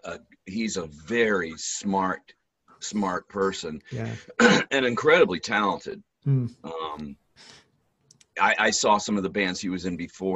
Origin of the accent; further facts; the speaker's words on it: Akron, Ohio, United States; born there; I was born in Akron, Ohio. It's about half an hour south of Cleveland.